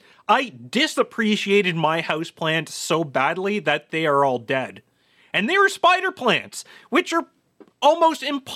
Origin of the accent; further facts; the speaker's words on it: Canada; No, we're not that. Well, okay, maybe in southwestern Ontario that's true. But the rest of Canada, we're not the same sort of ketchup fiends.